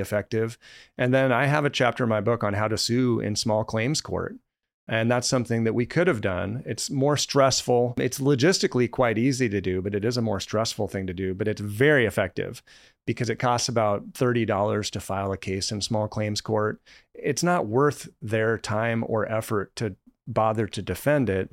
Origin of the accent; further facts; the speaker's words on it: Colorado, United States; moved away; I grew up in Colorado